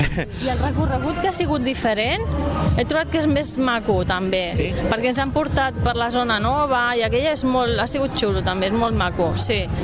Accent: Sitges, Catalonia, Spain; al meu poble

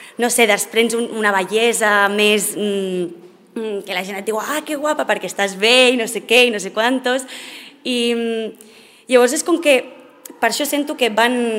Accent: Sitges, Catalonia, Spain; also born or lived in South America / Mexico

